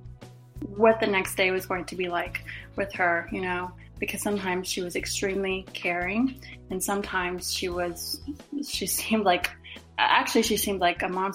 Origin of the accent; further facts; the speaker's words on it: Charleston, South Carolina, United States; I'm originally from Charleston, South Carolina